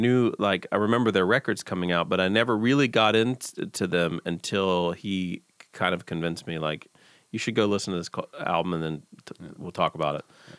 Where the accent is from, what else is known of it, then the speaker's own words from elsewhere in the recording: the South, United States; this gets me every time because I come from the South and grew up in the church. So I just love that sound.